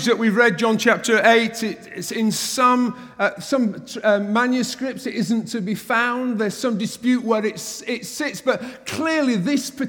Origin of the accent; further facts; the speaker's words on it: England, United Kingdom; an Englishman